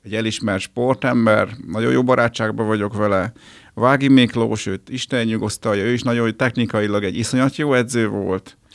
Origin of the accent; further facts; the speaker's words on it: Győr, Győr-Moson-Sopron, Hungary; moved away as an adult; also born or lived in Miskolc; now in Budapest, Hungary; Én Győri vagyok, de ugye Pesten lakom már kétezer óta